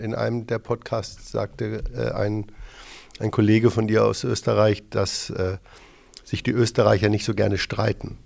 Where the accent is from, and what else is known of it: Hamburg, Germany; born or raised there